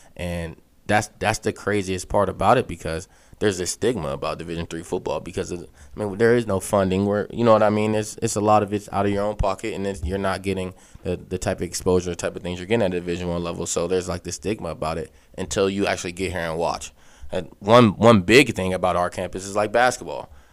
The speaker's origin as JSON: {"language": "English", "town": "Aliquippa", "region": "Pennsylvania", "country": "United States", "tie": "born or raised there", "said": "I'm from Aliquippa"}